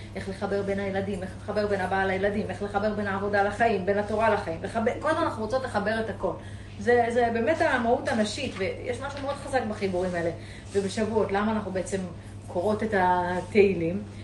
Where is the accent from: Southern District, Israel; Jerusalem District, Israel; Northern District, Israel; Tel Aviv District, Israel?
Southern District, Israel; Eilat; אני אילתית, אני גדלתי בים